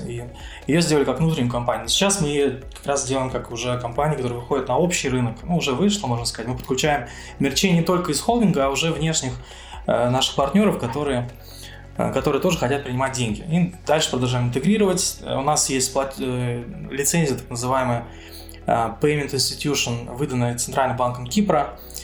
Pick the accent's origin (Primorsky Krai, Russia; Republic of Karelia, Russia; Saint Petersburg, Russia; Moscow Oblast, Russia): Moscow Oblast, Russia; moved away as an adult; now in Cyprus; я родился в Подмосковье